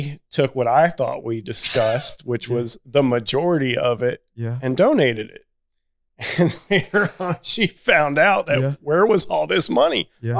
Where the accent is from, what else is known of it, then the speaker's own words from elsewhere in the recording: Connecticut, United States; moved away; So I grew up in Connecticut.